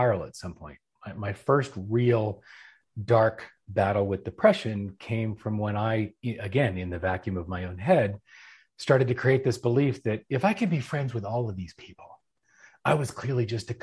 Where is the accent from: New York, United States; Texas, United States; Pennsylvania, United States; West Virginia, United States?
Pennsylvania, United States; Philadelphia; moved away as an adult; now in Atlanta, United States; I was originally from Philadelphia, been in Atlanta